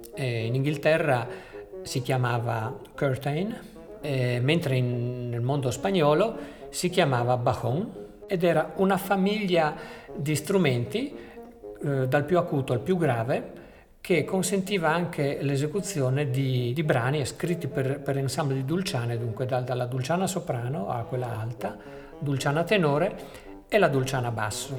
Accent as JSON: {"language": "Italian", "area": "near Venice", "region": "Veneto", "country": "Italy", "tie": "born or raised there", "said": "noi che siamo nati dalle parti di Venezia"}